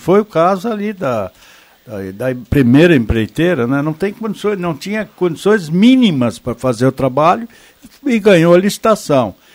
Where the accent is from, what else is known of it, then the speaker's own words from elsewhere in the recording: Brazil; E eu, como brasileiro